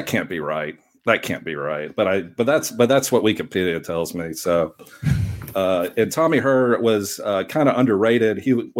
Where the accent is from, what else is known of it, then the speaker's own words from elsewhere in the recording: Jackson, Tennessee, United States; I grew up in Jackson, Tennessee. My grandparents are from St. Louis, Missouri.